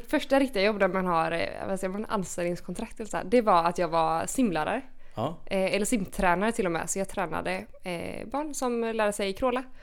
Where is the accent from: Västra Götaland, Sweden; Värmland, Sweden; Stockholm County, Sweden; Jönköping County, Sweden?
Västra Götaland, Sweden; Gothenburg; moved away as an adult; also born or lived in Lund / Malmö; now in Copenhagen, Denmark; jag är från Göteborg